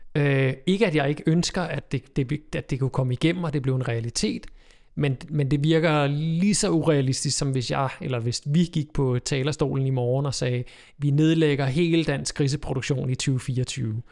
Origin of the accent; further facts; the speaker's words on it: Køge, Zealand, Denmark; Derude, hvor jeg kommer fra, ude på Bøgelandet, lige uden for Køge